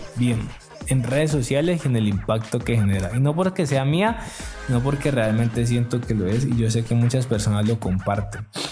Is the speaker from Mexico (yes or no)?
no; Yumbo, Valle del Cauca, Colombia; Jumbo, que de donde yo soy y donde yo vivo y me he desarrollado.